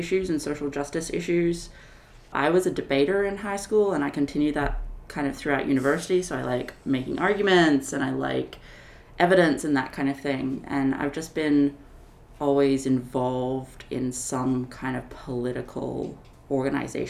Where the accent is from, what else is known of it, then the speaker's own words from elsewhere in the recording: Sydney, New South Wales, Australia; moved away as an adult; also born or lived in Chicago, United States; now in Madison, United States; I'm originally from Australia, from Sydney, Australia